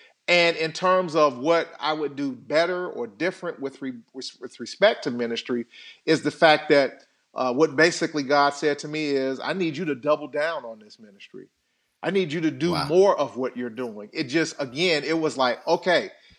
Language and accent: English; Chicago, Illinois, United States; I was bullied as a kid growing up on the South Side of Chicago. Had my lunch money taken from me going back and forth home from school.